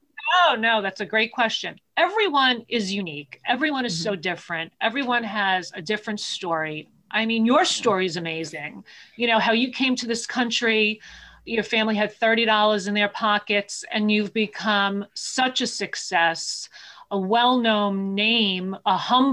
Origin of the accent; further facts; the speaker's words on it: Manhasset, New York, United States; I grew up in Manhasset, which is the next town.